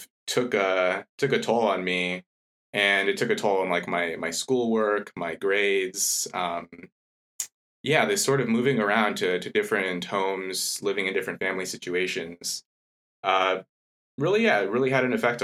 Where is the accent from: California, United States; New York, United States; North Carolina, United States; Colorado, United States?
California, United States; Los Angeles; moved away as an adult; also born or lived in Washington / Europe; now in Cambridge, United Kingdom; I grew up in LA, early part of my childhood, and later sort of moved around California